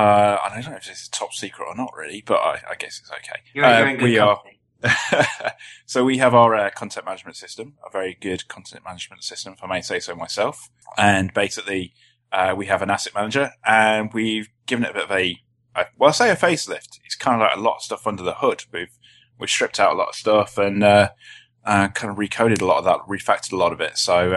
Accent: South East England, United Kingdom

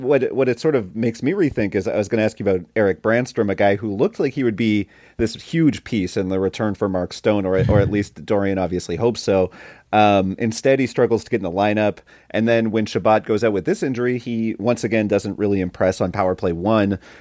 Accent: Saint John, New Brunswick, Canada; my hometown, Saint John's Sea Dogs

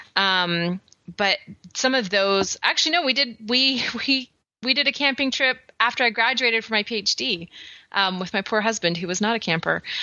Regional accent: Canada; I'm so Canadian slash British descent

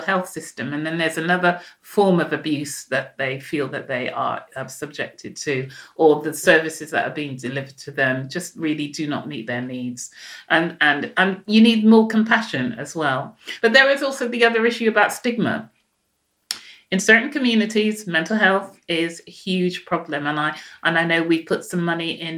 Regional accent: Jamaica; now in United Kingdom; I'm Jamaican

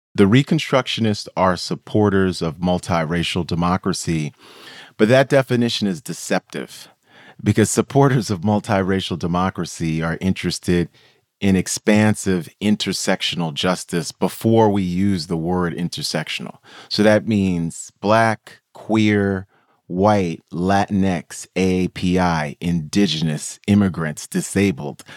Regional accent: New York City, New York, United States; I grew up in New York City, Queens Village, New York

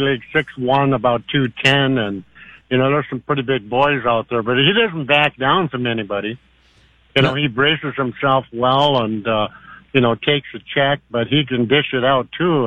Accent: Warroad, Minnesota, United States; also born or lived in Buffalo Point, Manitoba; we're all originally from Warroad and Buffalo Point, Manitoba, which is just across the bay from Warroad

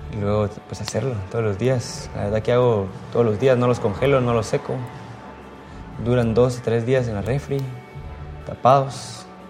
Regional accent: Guatemala; moved away; soy guatemalteco

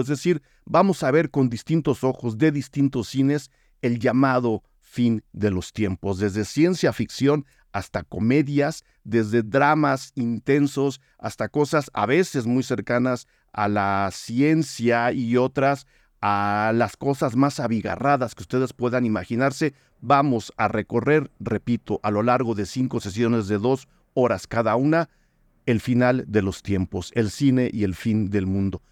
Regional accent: Mexico; nosotros mismos como público mexicano

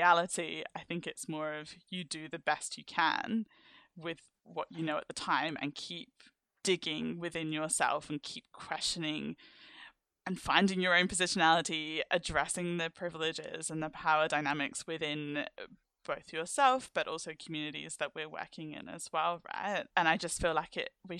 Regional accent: London, United Kingdom; I'm from the UK and because I'm from London

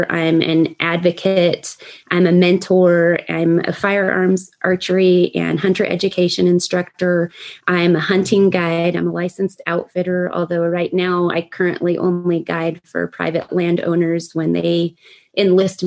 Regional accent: Pagosa Springs, Colorado, United States; also born or lived in Hawaii; I grew up in Southwest Colorado near Pagosa Springs

